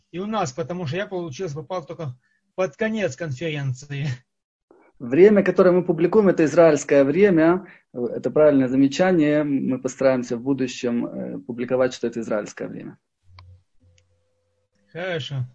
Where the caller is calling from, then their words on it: Germany; я тут просто из Германии к вам подключился